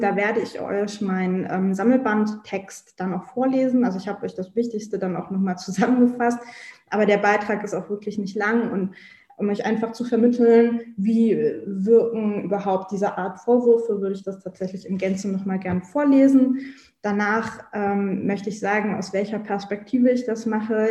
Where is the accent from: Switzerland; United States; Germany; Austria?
Germany; Hanover, Lower Saxony; ich komme aus Hannover